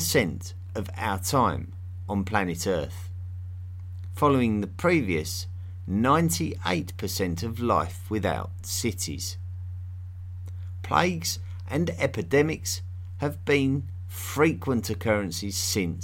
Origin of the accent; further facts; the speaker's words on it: England, United Kingdom; Personally, I come from England, which is well known as a country where the people love their tea.